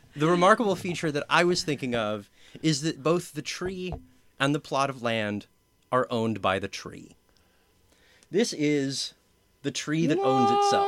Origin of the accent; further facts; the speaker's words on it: Southern California, United States; I am from Southern California